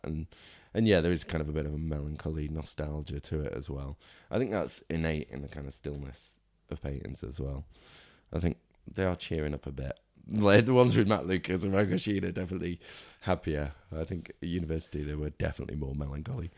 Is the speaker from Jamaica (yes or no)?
no; Northwich, North West England, United Kingdom; also born or lived in Lancaster / Cornwall / Manchester; grew up in Cheshire, kind of around the Norwich area from, like, about nine to, to eighteen